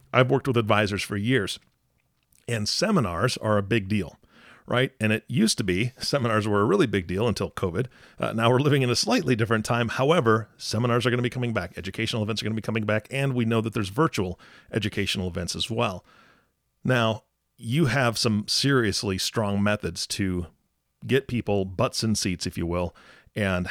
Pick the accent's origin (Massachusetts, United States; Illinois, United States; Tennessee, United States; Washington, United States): Washington, United States; Seattle; moved away; my hometown area of Seattle